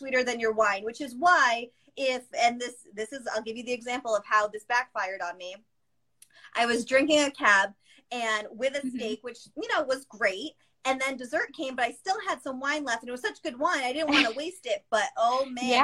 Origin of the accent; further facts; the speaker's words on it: Massachusetts, United States; the way that I grew up saying it in Massachusetts